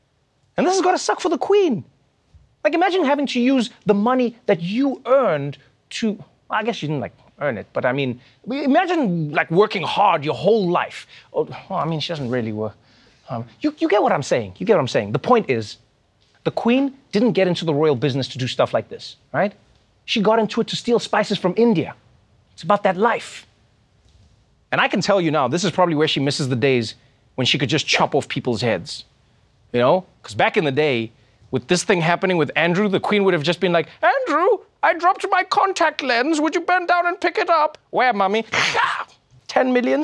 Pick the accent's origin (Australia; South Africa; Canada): South Africa; my home country, South Africa